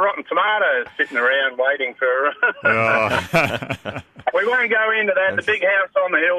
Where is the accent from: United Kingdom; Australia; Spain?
Australia; Canberra, Australian Capital Territory; Yes, I'm fresh import from Canberra, so we get nice mandarins down there.